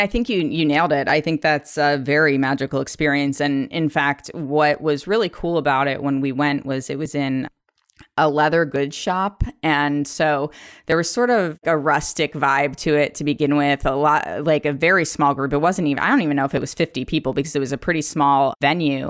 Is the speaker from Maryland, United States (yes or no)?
no; Philadelphia, Pennsylvania, United States; now in Seattle, United States; I grew up in the suburbs of Philadelphia